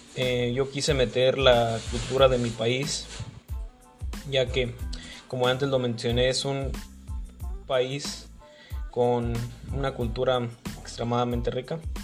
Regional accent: Mexico; un tipo de, leyenda muy famoso en mi país

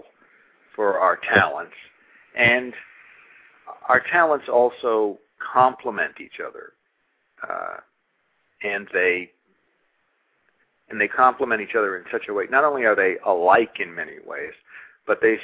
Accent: Massachusetts, United States; We're both from Massachusetts, from sort of Catholic, you know, Irish family

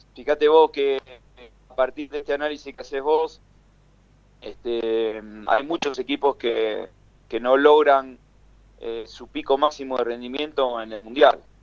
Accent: Argentina; nosotros como argentinos

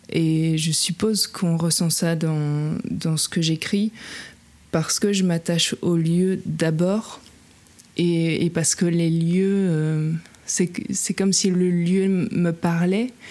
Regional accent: Luxembourg, Belgium; c'est d'écrire sur, euh, sur la rivière de chez moi, de mon enfance, sur la Semois.

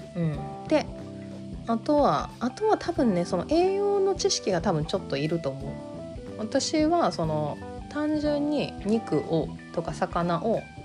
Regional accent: Kansai, Japan; accent: Kansai-ben

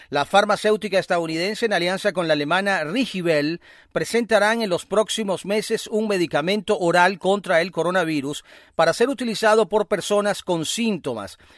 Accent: Venezuela; sentirnos orgullosos también con, ese, con eso que has dicho al final, somos eh, venezolanos.

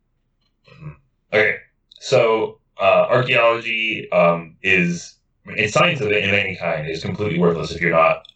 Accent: United States; I'm American

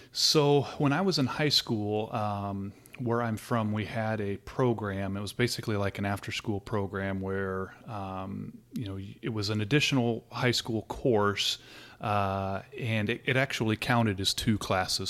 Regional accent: Southern California, United States; moved away as an adult; I'm originally from Southern California, um, pretty much halfway between L A and San Diego, um, so kind of near the beach and grew up there and lived there, uh, until about four years ago.

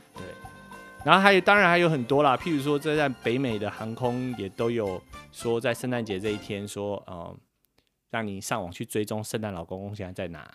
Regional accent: Taipei, Taiwan; now in United States; 我是在台北长大，出生跟长大，但是我的爸爸是从嘉义来的

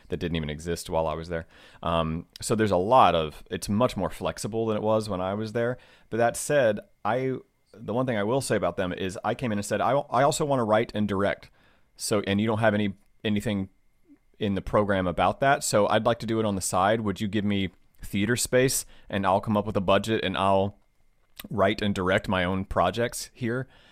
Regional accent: Southwest Virginia, United States; also born or lived in Washington, D.C.; now in Los Angeles, United States; I grew up in Virginia, like Southwest Virginia

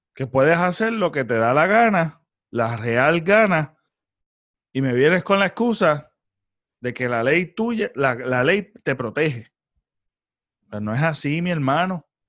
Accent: Puerto Rico

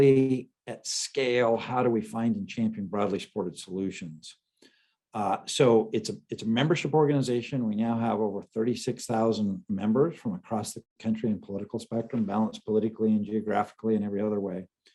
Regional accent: Idaho, United States; moved away as an adult; we went back to my home state of Idaho

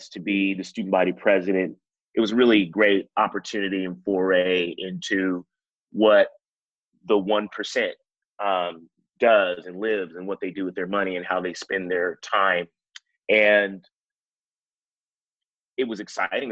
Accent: Anaheim, California, United States; I grew up in Anaheim, California, which is the OC for a lot of people who know that.

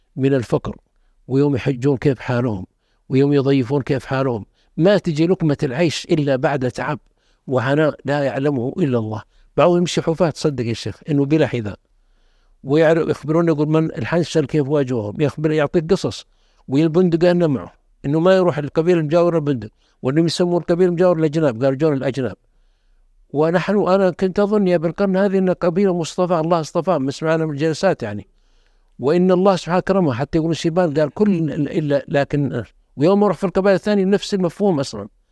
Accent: the South, southern Saudi Arabia, Saudi Arabia; انا اشوف من الجنوب

